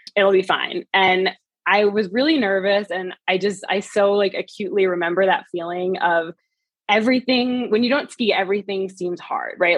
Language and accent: English; Vermont, United States; moved away as an adult; also born or lived in New York City; now in Park City, United States; I grew up in Vermont